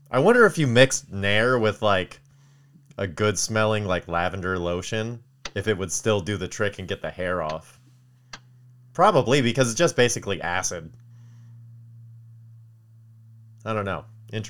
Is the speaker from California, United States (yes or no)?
yes; Palmdale, California, United States; we grew up in Palmdale with a bunch of hooligan fucks that didn't have anything